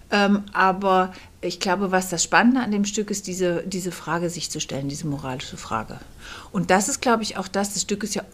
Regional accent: Kassel, Hesse, Germany; born there; now in Berlin, Germany; Ähm, ich bin geboren in Kassel und lebe seit 20 Jahren in Berlin

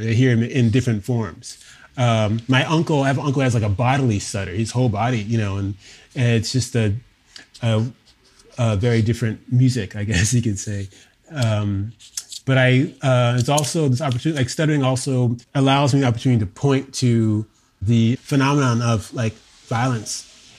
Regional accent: Hawaii, United States; So, you know, I was raised in Hawaii, in Oahu, a son of a military father.

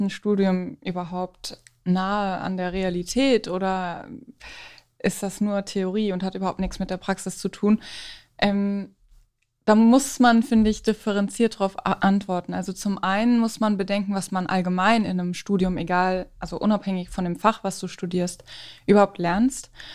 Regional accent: Frankfurt, Hesse, Germany; Ich komme aus Frankfurt

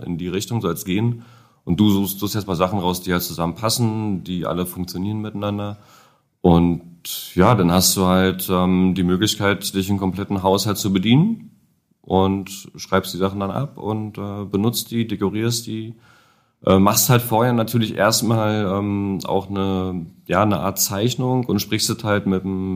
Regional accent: Niemegk, Brandenburg, Germany; moved away as an adult; now in Berlin, Germany; ursprünglich aus dem Umland von Berlin, ähm, Stunde entfernt

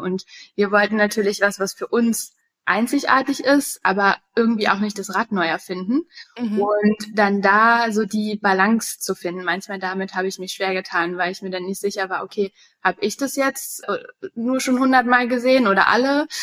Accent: Berlin, Germany; moved away as an adult; also born or lived in United States; ich bin gebürtige Berlinerin und habe viele Jahre im Ausland gelebt.

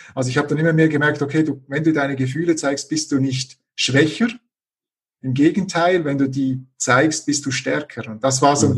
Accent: Switzerland; moved away as an adult; now in Leipzig, Germany; ich bin gebürtiger Schweizer, das hört man wahrscheinlich auch noch äh, ein bisschen.

